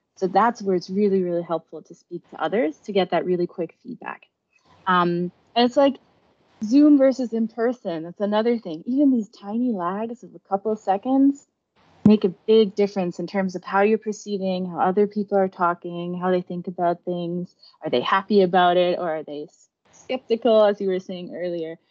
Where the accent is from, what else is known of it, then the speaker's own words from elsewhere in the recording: Germany; now in United States; I grew up in Germany